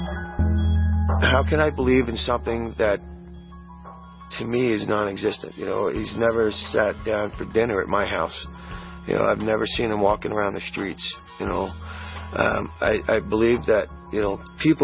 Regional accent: New York, United States; I was born and raised in New York.

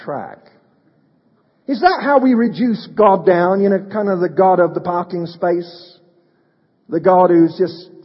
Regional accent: United Kingdom; moved away; I'm a Brit

